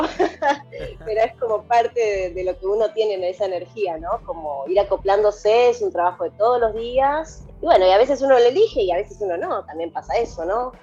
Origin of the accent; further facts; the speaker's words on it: Buenos Aires, Argentina; moved away as an adult; now in Costa Rica; soy demasiado porteña y amo la ciudad, qué hermosa ciudad Buenos Aires